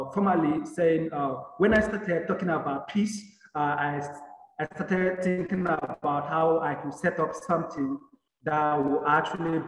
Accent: Nigeria; I am from Nigeria

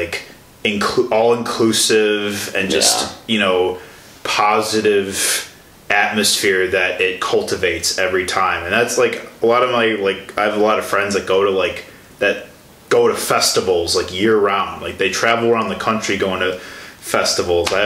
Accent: Chicago, Illinois, United States; moved away; I'm from Chicago

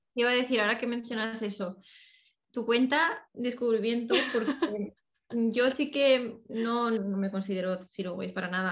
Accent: Spain; moved away as an adult; now in United Kingdom; yo incluso siendo de allí

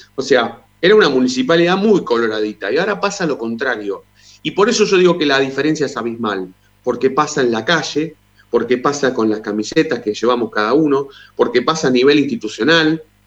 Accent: Avellaneda, Buenos Aires Province, Argentina; yo me crié en Avellaneda, nací en Avellaneda, fui al jardín de Racing, después fui a la escuela primaria en Avellaneda

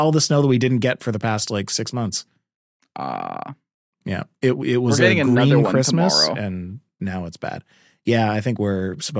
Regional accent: Canada; I'm Canadian.

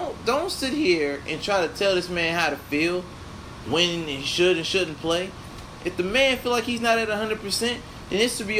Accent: Indianapolis, Indiana, United States; I am from Indianapolis, Indiana. Born and raised. I love my city.

